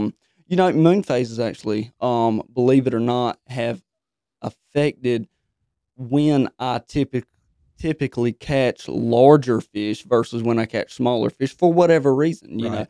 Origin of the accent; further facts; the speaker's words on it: Pikeville, North Carolina, United States; I'm from Pikeville, North Carolina.